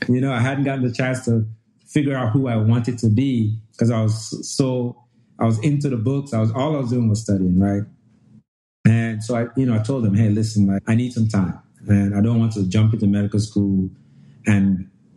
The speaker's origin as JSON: {"language": "English", "country": "Jamaica", "tie": "born or raised there", "also_born_or_lived": "Nigeria", "moved": "as an adult", "lives_now": "Louisiana, United States", "said": "I was born and raised in Nigeria. We moved to Jamaica when I was young, about 9 years old. And I did the vast majority of my pre-college education there"}